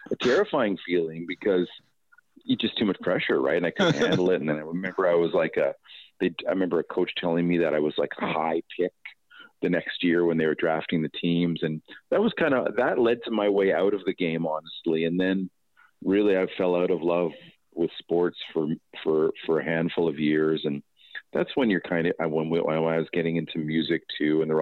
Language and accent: English; Toronto, Ontario, Canada; my hometown, Toronto. Well, my hometown is Etobicoke, I guess.